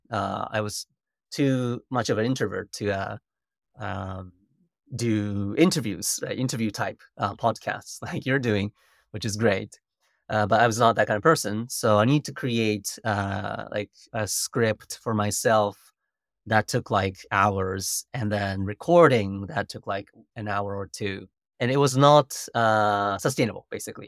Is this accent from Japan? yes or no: yes; Japan; English is a second language; moved away as an adult; also born or lived in United States